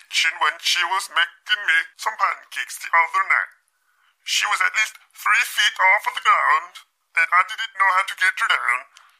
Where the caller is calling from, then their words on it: Switzerland; I'm calling you from Switzerland.